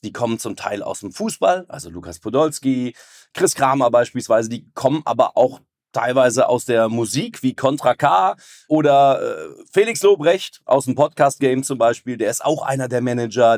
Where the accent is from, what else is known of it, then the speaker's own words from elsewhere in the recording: Cologne, North Rhine-Westphalia, Germany; als Kölner